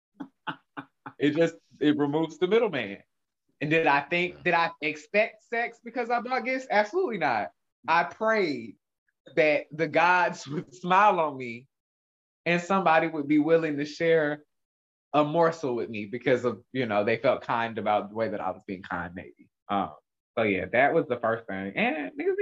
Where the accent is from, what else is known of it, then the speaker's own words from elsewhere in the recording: Atlanta, Georgia, United States; I grew up in Atlanta